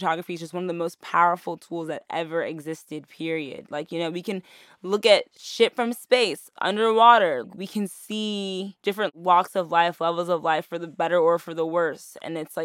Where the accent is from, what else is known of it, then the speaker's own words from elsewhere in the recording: New York City, New York, United States; born and raised in Harlem